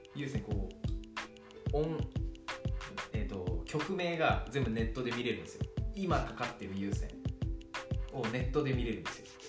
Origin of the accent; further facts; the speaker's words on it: Kanagawa, Japan; 高校地元の神奈川県の高校卒業して